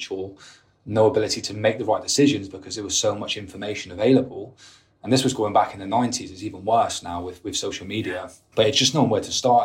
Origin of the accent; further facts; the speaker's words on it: United Kingdom; being British, we drink and we want to go out and socialise